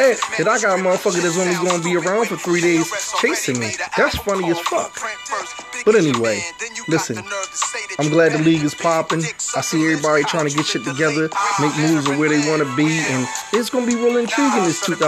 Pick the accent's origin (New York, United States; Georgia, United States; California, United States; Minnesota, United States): New York, United States; moved away; back in my hometown. Like, I was born in New York.